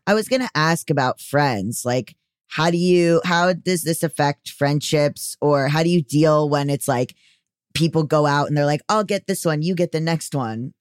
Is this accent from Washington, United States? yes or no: no; Fort Lauderdale, Florida, United States; from Florida